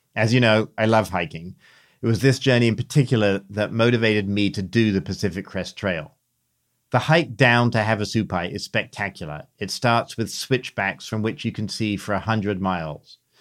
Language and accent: English; England, United Kingdom; moved away; Growing up in England, there were three American T V programs we watched